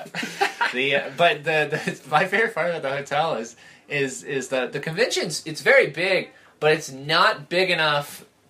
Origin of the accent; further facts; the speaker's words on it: Jacksonville, Florida, United States; also born or lived in Connecticut / Scotland; Well, no, I grew up in Florida. I moved there... Well, my dad was in the Navy. I was born in Connecticut. And then we moved to Scotland, and then we moved to Jacksonville, North Carolina, and then we moved to Jacksonville, Florida.